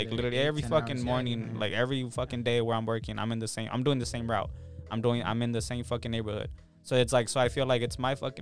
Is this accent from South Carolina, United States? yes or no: no; Los Angeles, California, United States; I grew up in South Central